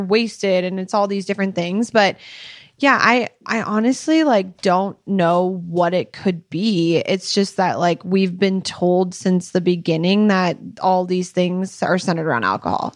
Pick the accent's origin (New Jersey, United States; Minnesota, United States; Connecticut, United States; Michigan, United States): Minnesota, United States; moved away as an adult; now in Utah, United States; we are from Minnesota, and then we moved to Utah a year and a half ago